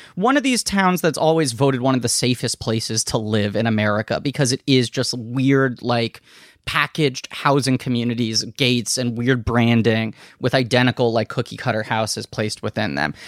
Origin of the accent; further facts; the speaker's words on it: New York City, New York, United States; I live in New York City. I grew up in New York City. Um, Manhattan in particular